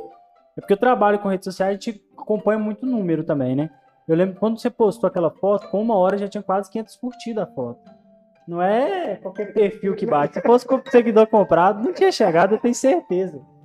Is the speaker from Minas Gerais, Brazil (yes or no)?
yes; Minas Gerais, Brazil; accent: mineiro; eu sou de Minas